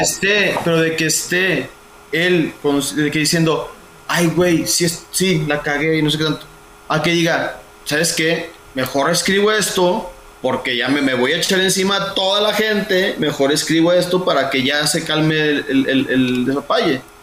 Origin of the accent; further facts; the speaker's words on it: Mexico; somos mexicanos, somos mexicanos